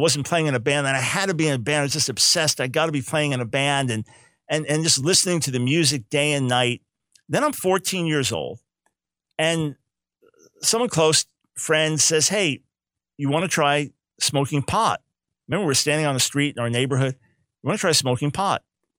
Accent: New York, United States; We then moved to Long Island right before I turned 7 years old. So grew up on Long Island

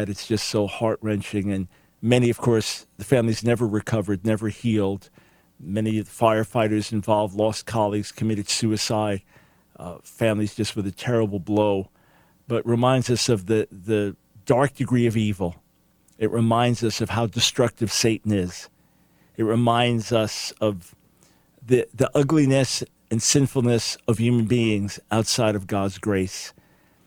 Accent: United States; as an American

